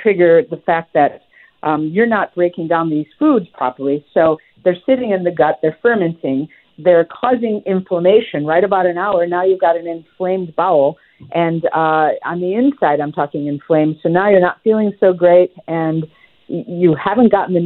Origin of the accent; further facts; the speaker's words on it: Midwest, United States; I grew up in the Midwest